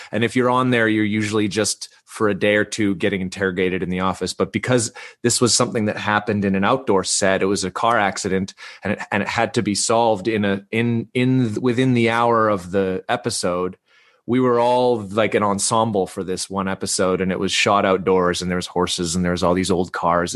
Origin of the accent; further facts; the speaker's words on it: Vancouver, British Columbia, Canada; moved away as an adult; also born or lived in Salt Spring Island; now in Toronto, Canada; so I grew up in Vancouver. Uh, um, I'm Canadian, and, uh, I live in Toronto now, but I grew up on the West Coast.